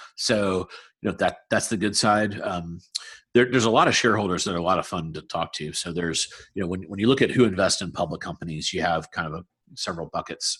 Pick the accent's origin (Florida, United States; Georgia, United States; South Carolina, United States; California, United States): South Carolina, United States; moved away as an adult; now in Research Triangle, United States; I'm from South Carolina, so I love the Southeast.